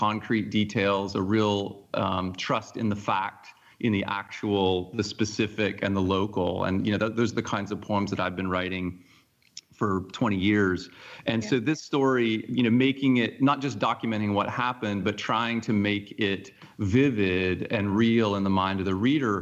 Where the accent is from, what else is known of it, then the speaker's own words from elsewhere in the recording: Forsyth County, Georgia, United States; moved away; I grew up in Forsyth County. My parents moved there in 1977 when I was 7 years old